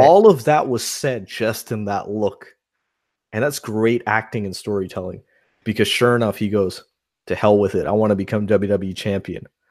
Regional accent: New York, United States; moved away; I grew up in New York

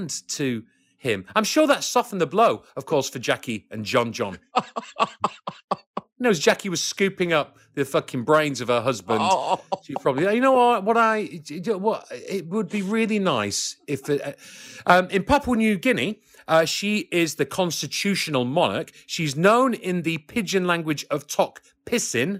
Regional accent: Wigan, North West England, United Kingdom; also born or lived in Liverpool; I was born in Liverpool, a very left-leaning city, and grew up in the industrial blue-collar town of a place called Wigan

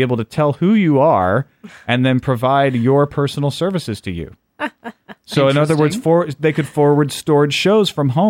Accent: United States; I'm from rural America, too.

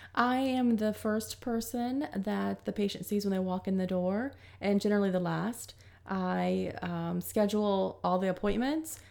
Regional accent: Zephyrhills, Florida, United States; I grew up in Florida, Zephyr Hills

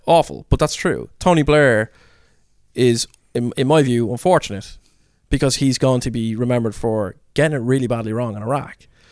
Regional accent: Ireland; being Irish

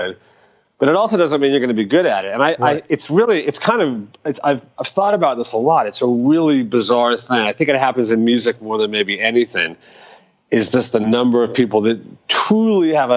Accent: Dallas, Texas, United States; I grew up in Dallas

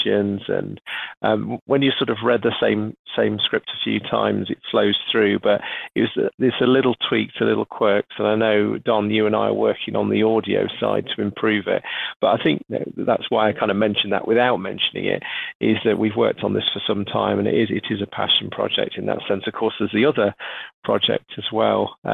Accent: United Kingdom; being British

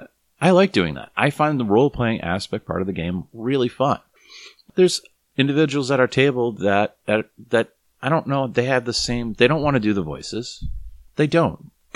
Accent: Boston, Massachusetts, United States; I was raised Catholic in Boston

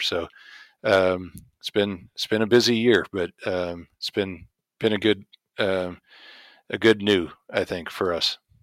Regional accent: Indiana, United States; I grew up in Indiana, uh, in the oil field, but plenty of corn around

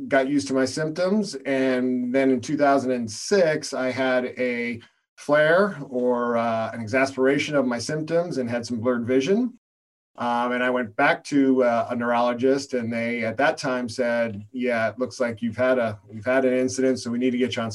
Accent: Arizona, United States; I grew up in Arizona

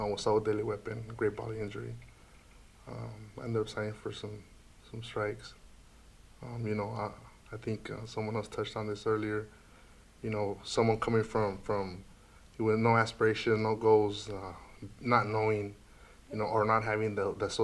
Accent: San Diego, California, United States; I'm from San Diego, California

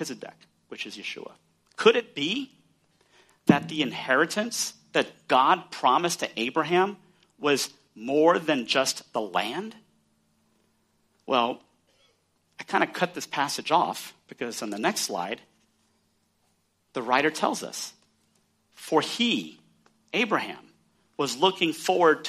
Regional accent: Texas, United States; I'm from Texas

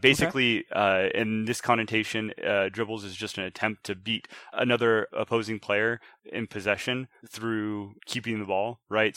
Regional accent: Washington, United States; moved away as an adult; also born or lived in Montgomery, Alabama; I grew up in Washington, um, r, joined the military, uh, came back.

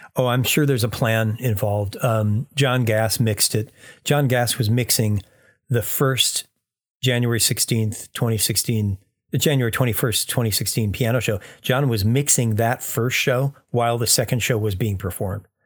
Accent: United States; I'm an American engineer

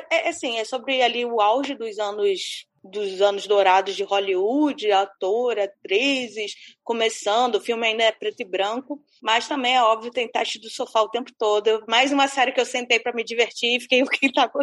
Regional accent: Brazil; ou não sei se é porque sou brasileiro.

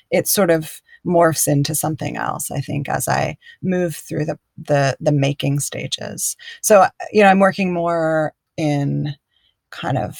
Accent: Chapel Hill, North Carolina, United States; moved away as an adult; also born or lived in Durham / New York / San Francisco; I grew up where I'm living now. I grew up in Chapel Hill and Durham in North Carolina and moved away.

